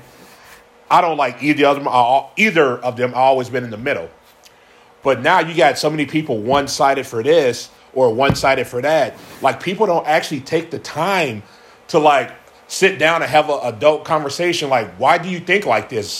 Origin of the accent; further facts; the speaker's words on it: Gary, Indiana, United States; now in Minnesota, United States; I grew up in Gary, Indiana